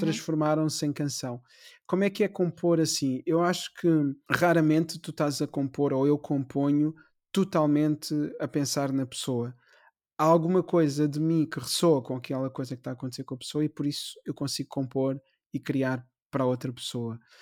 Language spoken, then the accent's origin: Portuguese; Amadora, Lisbon, Portugal; nasci na Amadora, mesmo uhum. em frente à estação da Amadora